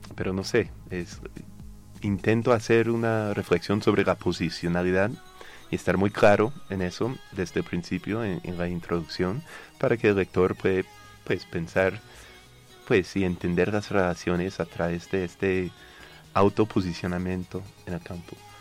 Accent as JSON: {"language": "Spanish", "country": "United States", "accent": "North American", "second_language": "Spanish", "moved": "as an adult", "lives_now": "Colombia", "said": "como se puede notar mi acento, soy norteamericano"}